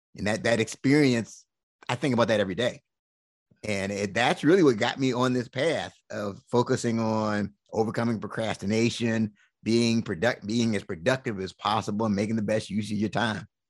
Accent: Washington, District of Columbia, United States; I was born and raised in Washington, D C

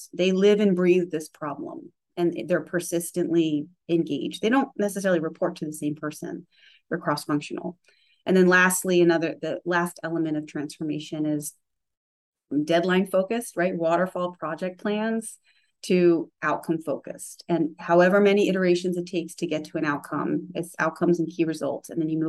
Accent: Charleston, South Carolina, United States; I came from Charleston, South Carolina, where it's certainly growing as a sort of tech innovation geographic location, but when I was there, not so much.

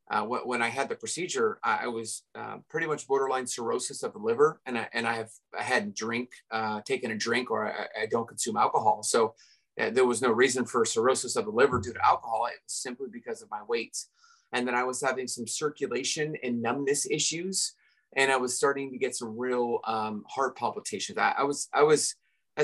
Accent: Redondo Beach, California, United States; I grew up in Redondo Beach, California

